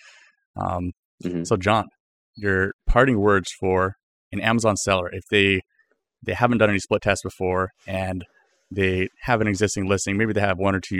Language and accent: English; Canada; I'm from Canada. We say it all weird like